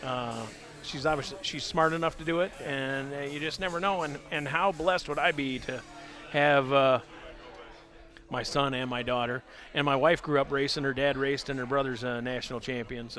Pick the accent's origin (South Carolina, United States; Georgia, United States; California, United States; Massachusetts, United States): California, United States; San Diego; moved away as an adult; also born or lived in Marina Del Rey, California; now in Michigan, United States; I grew up in San Diego.